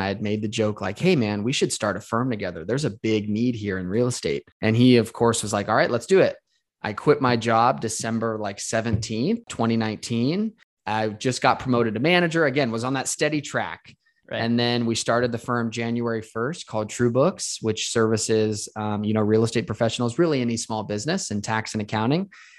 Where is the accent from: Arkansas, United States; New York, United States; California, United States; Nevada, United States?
Nevada, United States; Las Vegas; I was born and raised in Las Vegas.